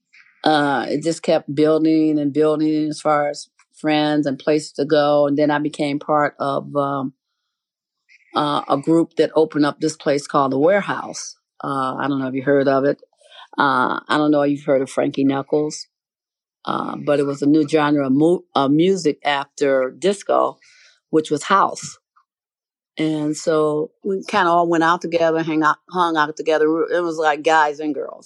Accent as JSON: {"language": "English", "town": "Chicago", "region": "Illinois", "country": "United States", "tie": "born or raised there", "said": "I've lived here my whole life. I was born on the South Side"}